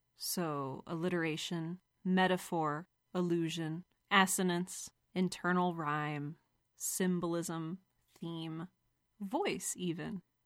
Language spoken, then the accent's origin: English; Cleveland, Ohio, United States; I grew up in Cleveland